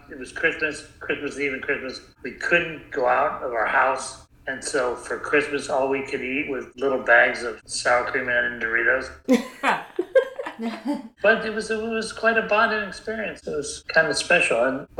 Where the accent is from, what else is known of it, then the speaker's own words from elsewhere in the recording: South Bend, Indiana, United States; I grew up in Indiana. My brother was a newspaper boy, and we were a test market city in South Bend, Indiana.